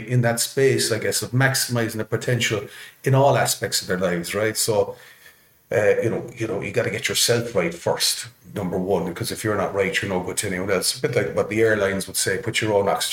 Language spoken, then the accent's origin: English; Ireland; also born or lived in Canada